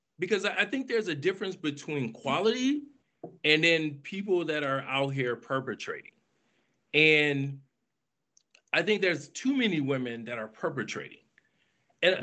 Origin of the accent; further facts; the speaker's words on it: Flint, Michigan, United States; moved away as an adult; also born or lived in DMV area (Washington, D.C. metropolitan area); now in Washington, D.C. area, United States; I'm from Flint, Michigan